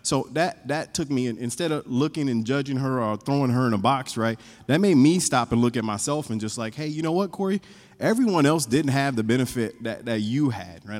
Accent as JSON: {"language": "English", "region": "North Carolina", "country": "United States", "tie": "born or raised there", "moved": "yes", "said": "I grew up in North Carolina"}